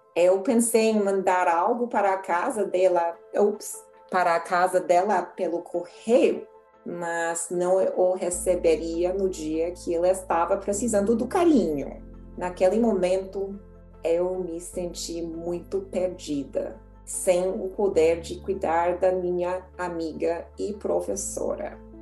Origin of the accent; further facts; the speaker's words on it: United States; Portuguese is a second language; eu era estadunidense